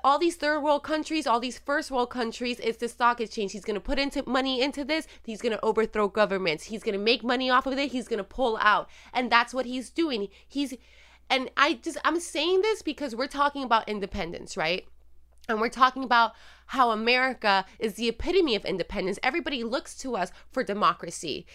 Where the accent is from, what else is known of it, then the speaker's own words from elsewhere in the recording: Puerto Rico; moved away as an adult; also born or lived in Illinois; now in United States; I am Puerto Rican, born and raised in Puerto Rico